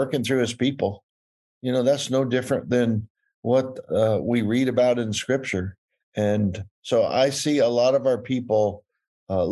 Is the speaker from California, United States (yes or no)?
yes; California, United States; I'm from California.